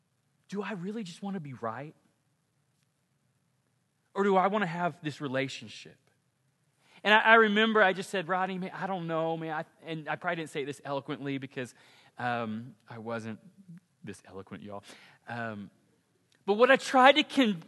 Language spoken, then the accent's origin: English; Ponca City, Oklahoma, United States; I grew up in Ponca City, Oklahoma